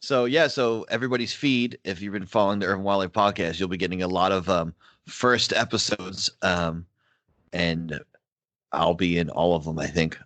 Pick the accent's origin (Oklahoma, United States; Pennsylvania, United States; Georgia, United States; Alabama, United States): Pennsylvania, United States; also born or lived in Philadelphia; growing up in Pennsylvania, part of growing up working class